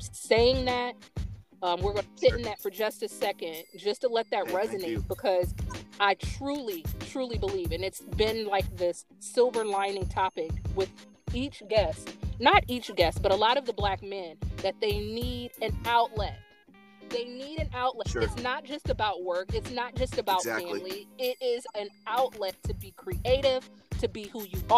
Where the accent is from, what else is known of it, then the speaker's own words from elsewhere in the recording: Fort Wayne, Indiana, United States; moved away; So we're both from Fort Wayne, both born there, went to school there